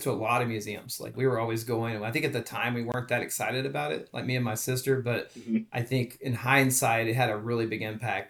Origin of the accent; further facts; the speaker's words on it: Dallas, Texas, United States; moved away as an adult; also born or lived in St. Louis / Oklahoma City / Wichita, Kansas; now in Kansas City, United States; Well, I'm not originally from Kansas City. I'm originally from Texas, down the DFW area.